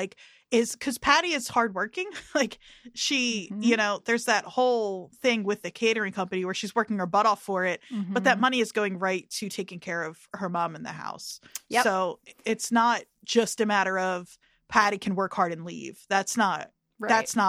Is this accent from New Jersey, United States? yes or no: yes; New Jersey, United States; growing up in Jersey